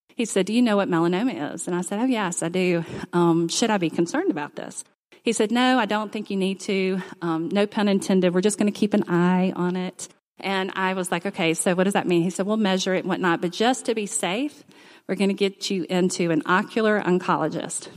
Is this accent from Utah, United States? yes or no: no; Mobile, Alabama, United States; moved away as an adult; now in Auburn, United States; I grew up in Mobile